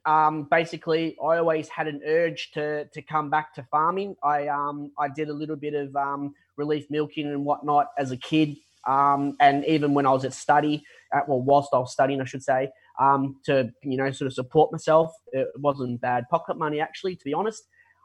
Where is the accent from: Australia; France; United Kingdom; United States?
Australia; Gippsland, Victoria; also born or lived in Frankston, Victoria / Mornington Peninsula, Victoria / Tarra Valley, Victoria; So, born in Franger, but my family actually lived down on the Mornington Peninsula, so near Balnarring. I'm 36, and we moved to Gippsland in about 1990